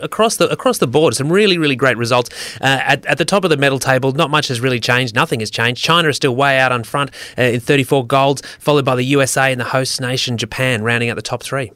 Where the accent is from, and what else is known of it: Australia